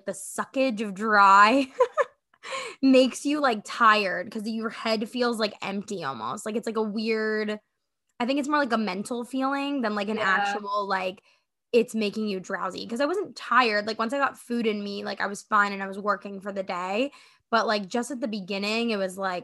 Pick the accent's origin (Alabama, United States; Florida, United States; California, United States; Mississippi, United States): Florida, United States; South; also born or lived in Fort Lauderdale / Miami; now in Tampa, United States; born and raised in Florida, South Florida